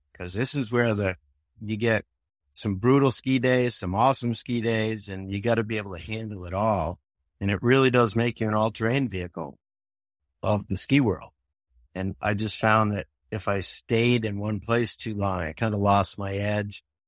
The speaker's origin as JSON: {"language": "English", "town": "Boston", "region": "Massachusetts", "country": "United States", "tie": "born or raised there", "also_born_or_lived": "Milton, Massachusetts", "moved": "as an adult", "lives_now": "Vermont, United States", "said": "I grew up in Boston"}